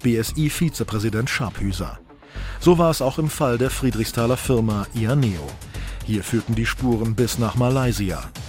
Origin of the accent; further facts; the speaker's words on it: Saarland, Germany; bei uns im Saarland